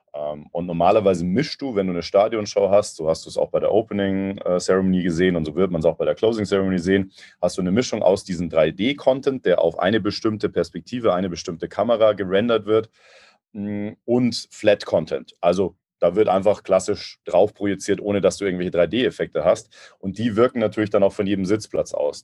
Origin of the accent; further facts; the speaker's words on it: Munich, Bavaria, Germany; ich als äh, Münchner. Wir sind ja relativ nah dran an Österreich